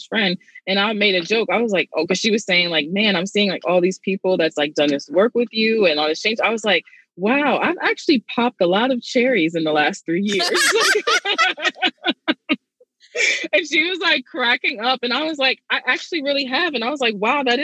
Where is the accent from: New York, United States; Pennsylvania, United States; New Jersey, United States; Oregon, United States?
New York, United States; New York City; I'm from Brooklyn, you know, I had a kid at 16